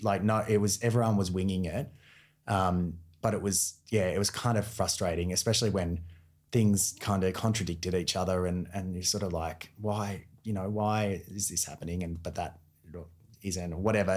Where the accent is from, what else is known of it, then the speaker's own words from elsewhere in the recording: Newcastle, New South Wales, Australia; moved away as an adult; also born or lived in Sydney; now in Melbourne, Australia; I'm from Newcastle originally